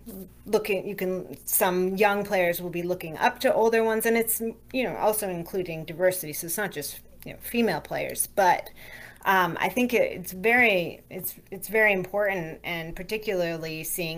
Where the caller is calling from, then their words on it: Shepherdstown, West Virginia, United States; I'm calling from West Virginia, Shepherdstown. It's about an hour and a half from DC.